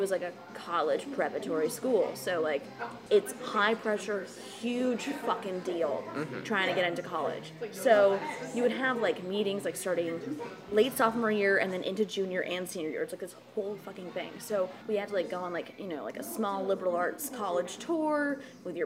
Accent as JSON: {"language": "English", "town": "Boston", "region": "Massachusetts", "country": "United States", "tie": "born or raised there", "also_born_or_lived": "Connecticut", "said": "So I was born in Boston. I've lived in this area my whole life, kind of."}